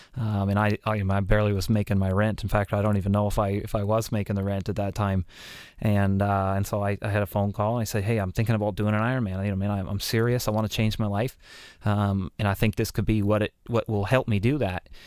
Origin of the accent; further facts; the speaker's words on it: Canada; even being a Canadian